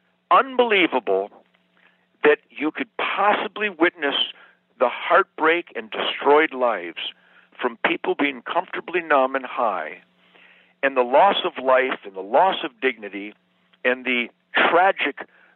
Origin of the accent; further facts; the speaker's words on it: Michigan, United States; now in Texas, United States; freedom-infested Michigan swampland heart and Texas resident heart